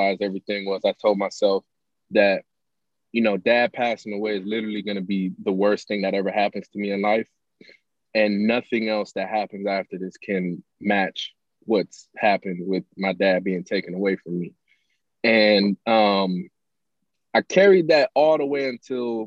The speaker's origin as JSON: {"language": "English", "town": "Pontiac", "region": "Michigan", "country": "United States", "tie": "born or raised there", "said": "I'm from Pontiac, Pontiac, Michigan. Grew up there, born and raised."}